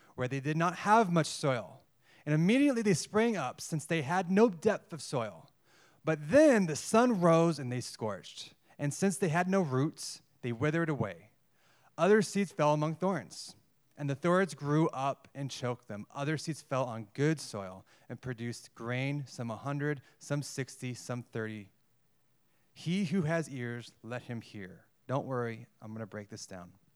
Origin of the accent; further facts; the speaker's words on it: United States; moved away as an adult; I was born in America, in the West. I speak English.